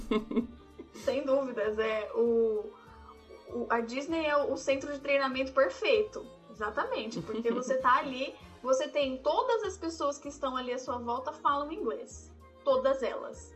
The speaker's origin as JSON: {"language": "Portuguese", "country": "Brazil", "also_born_or_lived": "Tennessee, United States", "moved": "yes", "said": "eu sou do Brasil, eu falo"}